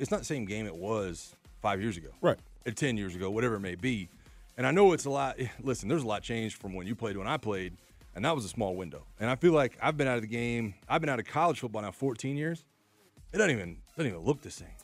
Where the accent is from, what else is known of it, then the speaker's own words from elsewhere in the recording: Florida, United States; I'm from Florida